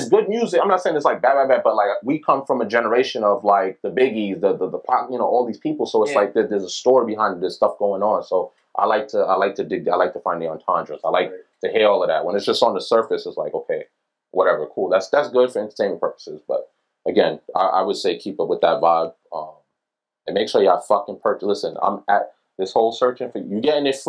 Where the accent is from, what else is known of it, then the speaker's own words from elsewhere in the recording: New York City, New York, United States; I'm from Flatbush, bro.